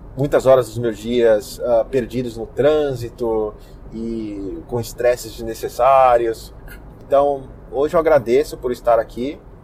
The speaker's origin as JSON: {"language": "Portuguese", "country": "Brazil", "moved": "yes", "lives_now": "United States", "said": "como brasileiros nós somos esperançosos"}